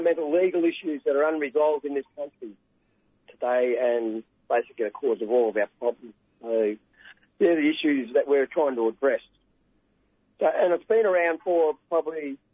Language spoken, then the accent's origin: English; Gunai Kurnai and Djab Wurrung country, Victoria, Australia; I'm from Gunai Kurnai and also Jatwarong. It's Western Districts of Victoria and Eastern Victoria.